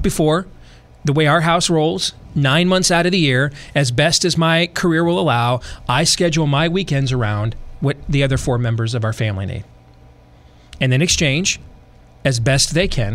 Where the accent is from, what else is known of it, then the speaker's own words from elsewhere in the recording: hometown in the Grand Rapids area, Michigan, United States; Hacksaw Jim Duggan was the main event in my hometown